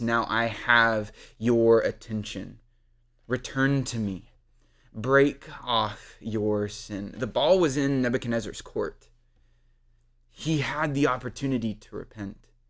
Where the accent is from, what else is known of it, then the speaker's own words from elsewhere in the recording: Odessa, Texas, United States; I grew up in Odessa, Texas